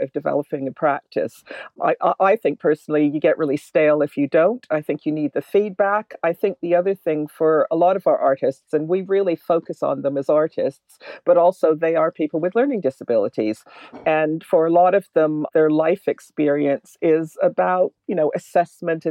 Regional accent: Canada; moved away as an adult; now in London, United Kingdom; I was born in London, actually, and then my family moved to Canada when we were little, and I came back about 30 years ago.

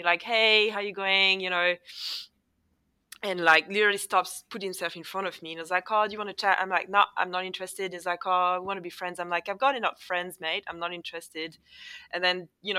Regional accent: Paris suburbs, Île-de-France, France; accent: French; first language French; English is a second language; moved away as an adult; now in Melbourne, Australia; I didn't grow up in Paris itself. I grew up in the suburbs.

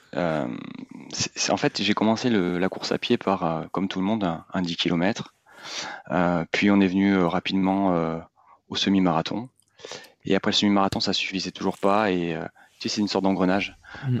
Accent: Bordeaux, Nouvelle-Aquitaine, France; je suis originaire de Bordeaux

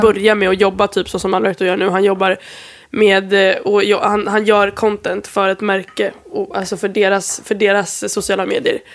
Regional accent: Sweden; moved away; jag är från Sverige

